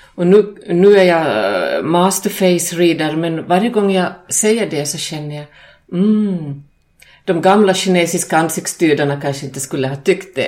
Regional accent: Finland; Själv kommer jag från Finland och finlandssvensk

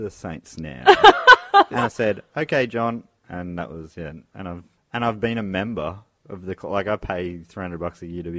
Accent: Moorabbin, Victoria, Australia; I grew up in Moorabbin where they used to play.

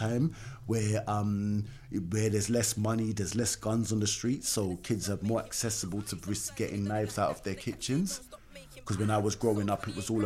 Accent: London, United Kingdom; I grew up in Brixton, from Mites Hall Estate

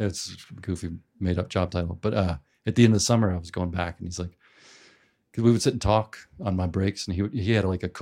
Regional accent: Memphis, Tennessee, United States; growing up in Memphis

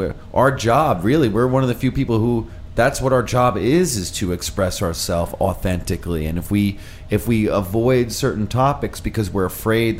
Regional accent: Long Island, New York, United States; I'm from Long Island

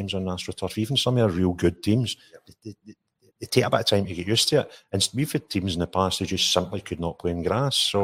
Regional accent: Linwood, Scotland, United Kingdom; I was brought up and I was born in Linwood

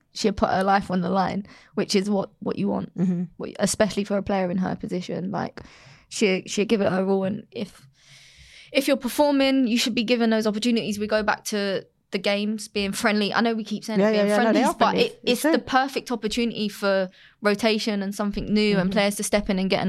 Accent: England, United Kingdom; I'm English

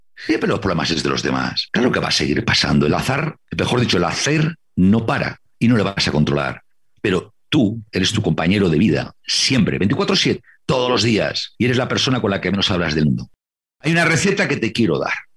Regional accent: Santander, Cantabria, Spain; Cuando yo era pequeño y veía en casa de mis abuelos en Santander, en Cantabria, en España

